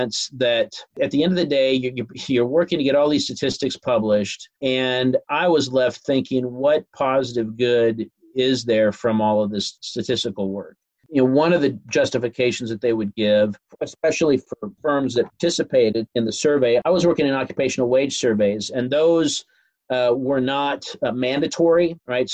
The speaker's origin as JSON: {"language": "English", "region": "Iowa", "country": "United States", "also_born_or_lived": "Washington, D.C.", "moved": "as an adult", "said": "I'm from Iowa"}